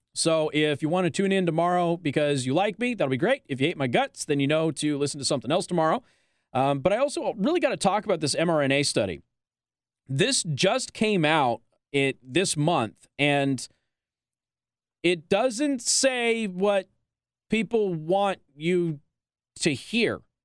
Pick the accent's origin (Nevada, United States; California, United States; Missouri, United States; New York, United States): Nevada, United States; Las Vegas; now in Michiana, United States; I'm from Las Vegas